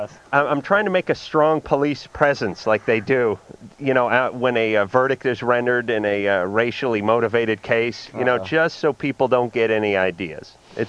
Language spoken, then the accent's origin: English; Los Angeles, California, United States; Growing up in North Hollywood